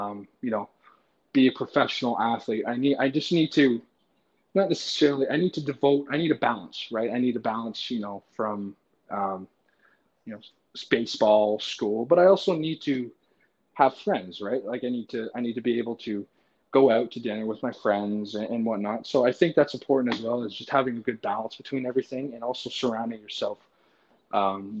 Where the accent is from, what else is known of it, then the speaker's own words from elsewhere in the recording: Brockville, Ontario, Canada; because I am from Canada